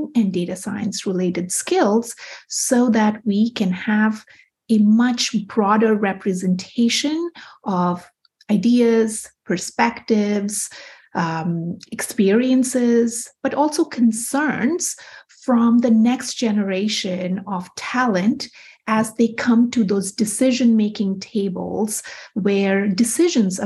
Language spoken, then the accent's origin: English; Kolkata, West Bengal, India; moved away as an adult; also born or lived in Winona, Minnesota / New York City; I grew up in Kolkata, India, and lived there until I was a newly minted 20-year-old